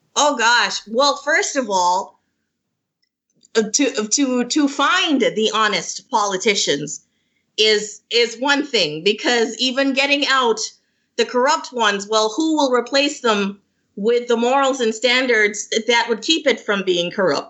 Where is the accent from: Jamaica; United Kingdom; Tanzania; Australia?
Jamaica; moved away as an adult; now in Toronto, Canada; I'm from Jamaica. So I am a, a new, um, well, I'm in the process of immigration. I'm, I'm, I'm living in Toronto right now